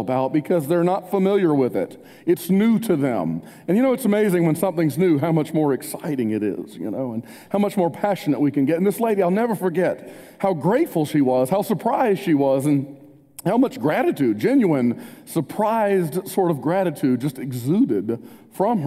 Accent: Spartanburg, South Carolina, United States; moved away; also born or lived in Wilmore, Kentucky; I grew up in Spartanburg, a heavily Bible Belt town

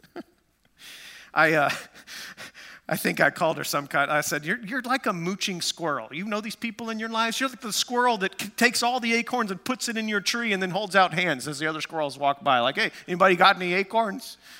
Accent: Amarillo, Texas, United States; moved away; I grew up in West Texas, Amarillo, Texas.

